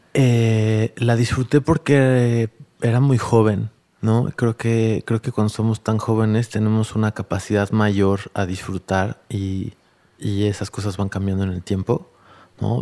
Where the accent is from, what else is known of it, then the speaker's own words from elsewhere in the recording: Tlalnepantla, State of Mexico, Mexico; also born or lived in San Agustinillo, Oaxaca; crecí en Valle Dorado, en Tlalnepantla, en la periferia